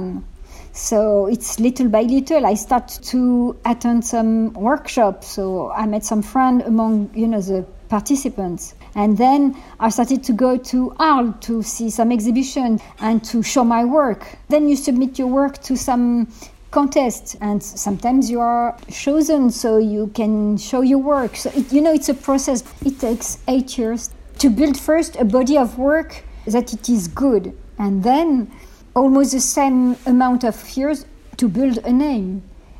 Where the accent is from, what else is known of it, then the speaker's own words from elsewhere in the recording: Morocco; moved away; I was born in Morocco